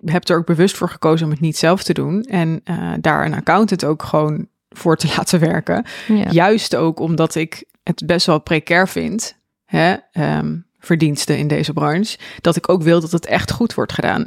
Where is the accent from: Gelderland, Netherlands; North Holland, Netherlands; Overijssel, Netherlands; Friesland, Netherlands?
Overijssel, Netherlands; Zwolle; ik woon dan in Zwolle mhm. en ik ben opgegroeid in Zwolle.